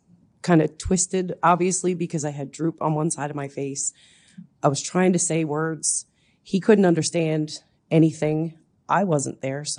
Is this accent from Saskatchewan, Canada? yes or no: no; Newfoundland and Labrador, Canada; now in Head of Jeddore, Canada